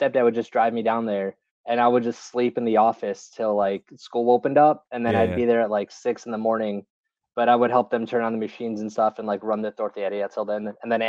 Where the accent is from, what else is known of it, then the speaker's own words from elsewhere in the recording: Chicago, Illinois, United States; Yeah, so I'm from Chicago. My parents are from the same small town in Mexico, so they're both from Tamazula, Jalisco.